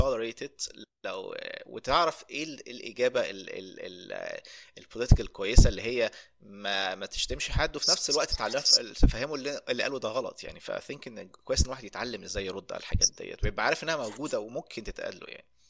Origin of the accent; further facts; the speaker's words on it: Egypt; moved away; انا من مصر